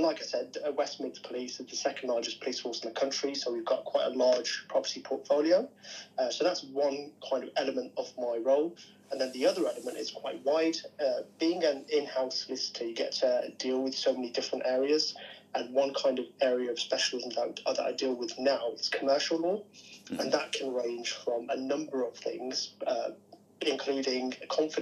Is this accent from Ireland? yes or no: no; Birmingham, West Midlands, United Kingdom; I'm from Birmingham originally.